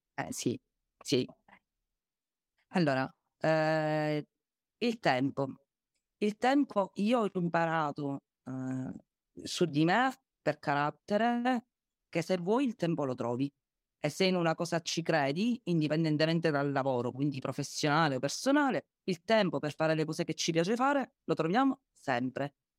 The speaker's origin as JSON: {"language": "Italian", "town": "Agrigento", "region": "Sicily", "country": "Italy", "said": "io sono ad Agrigento, sono di Agrigento"}